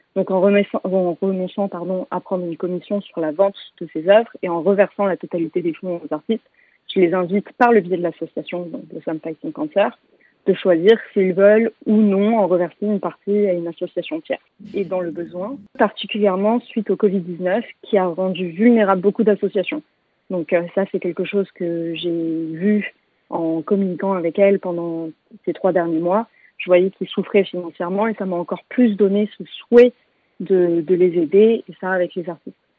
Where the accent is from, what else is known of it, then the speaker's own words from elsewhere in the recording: Paris, Île-de-France, France; also born or lived in London; j'habite entre Paris et Londres, donc ma ville natale et ma ville de cœur